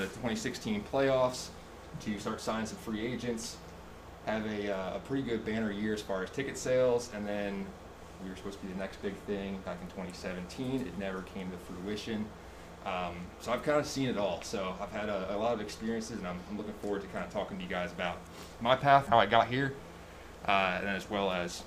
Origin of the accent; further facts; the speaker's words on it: Allentown, Pennsylvania, United States; I'm from Allentown, Pennsylvania, born and raised.